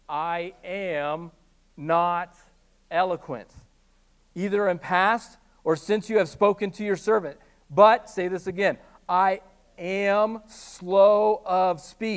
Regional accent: Midwest, United States; I'm from the Midwest

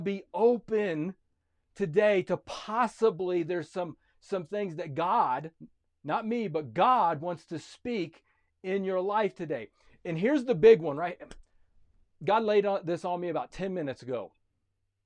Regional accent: United States; I am a citizen of America

